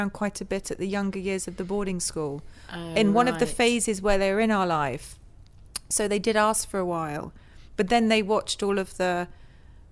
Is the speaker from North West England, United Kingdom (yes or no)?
no; Northwood, London, United Kingdom; we grew up there in Northwood. So okay. My parents, we lived in London, and then they moved to the then suburbs Northwood was